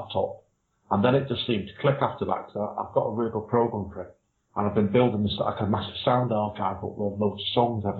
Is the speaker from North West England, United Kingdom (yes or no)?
yes; Manchester, North West England, United Kingdom; I'm from the Manchester area, which is Northern England